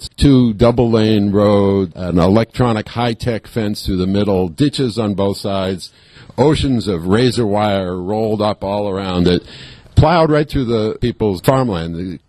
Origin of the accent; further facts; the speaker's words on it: California, United States; I'm from California